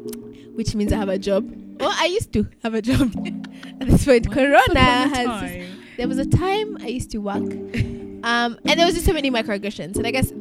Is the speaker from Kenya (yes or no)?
yes; Kenya; I'm Kenyan.